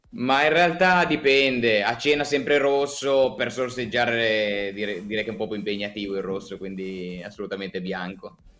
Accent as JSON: {"language": "Italian", "town": "Tortona", "region": "Piedmont", "country": "Italy", "tie": "born or raised there", "said": "io sono cresciuto a Tortona, probabilmente saprete ah. dove, eh, in provincia di Alessandria"}